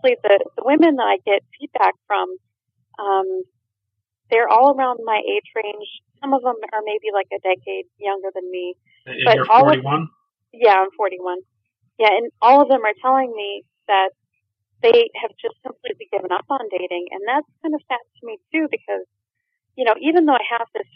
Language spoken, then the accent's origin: English; Minnesota, United States; moved away as an adult; I landed back in my home state after being gone for 20 years